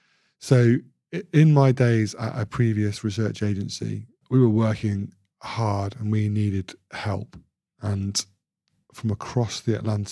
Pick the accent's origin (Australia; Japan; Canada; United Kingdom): United Kingdom; Bradford, Yorkshire and the Humber; also born or lived in Royal Leamington Spa / Solihull; I'm a Yorkshireman, born in Bradford Royal Infirmary, big at the Bingley, Deb, Amelia. And then I moved to Royal Leamington Spa, forget the Royal connection. And then a little village outside Solihull in the West Midlands.